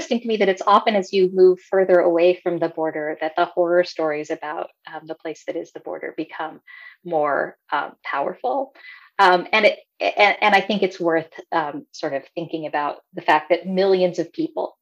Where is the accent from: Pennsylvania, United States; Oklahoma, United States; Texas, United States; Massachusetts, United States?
Texas, United States; El Paso; moved away as an adult; I grew up in El Paso in the 70s and 80s